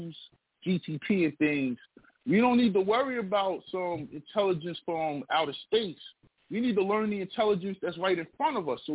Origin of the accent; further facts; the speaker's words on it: United States; We come from the United States